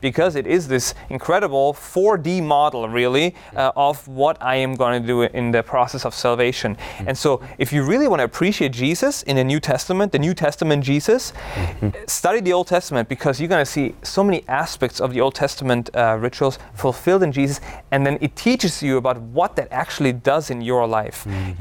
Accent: Austria; moved away; I grew up in Austria, one of the most beautiful countries in the world

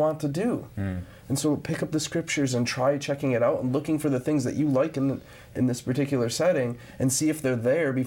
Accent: Grand Rapids, Michigan, United States; growing up in Grand Rapids, Michigan

